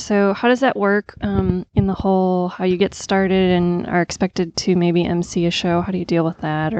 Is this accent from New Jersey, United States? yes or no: no; Mount Juliet, Tennessee, United States; I'm from Mount Juliet, right outside of Nashville